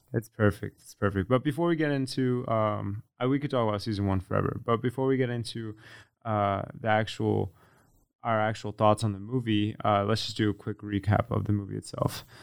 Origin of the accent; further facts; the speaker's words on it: Connecticut, United States; also born or lived in Florida; I'm from Connecticut, um, even though I lived in Florida